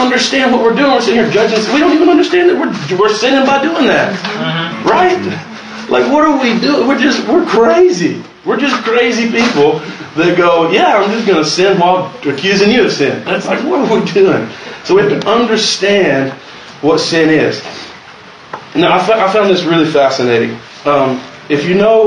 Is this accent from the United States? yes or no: yes; Luttrell, Tennessee, United States; I'm from Luttrell, Tennessee